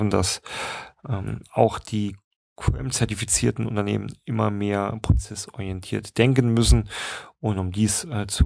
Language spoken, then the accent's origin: German; Saarland, Germany; gerade kann man vielleicht ja auch mal ansprechen aus dem Saarland, wo ich herkomme